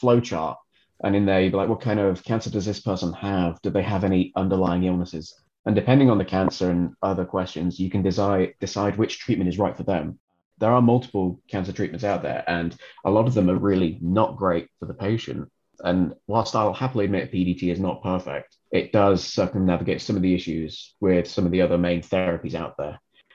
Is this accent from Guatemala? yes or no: no; England, United Kingdom; moved away as an adult; also born or lived in Dublin, Ireland; now in Amsterdam, Netherlands; being English, I did my undergraduate degree at the University of Hull